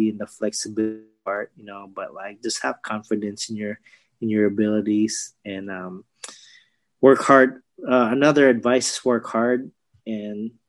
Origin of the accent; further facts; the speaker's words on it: Philippines; I'll relate it to the Filipino dish because uh, we're Filipino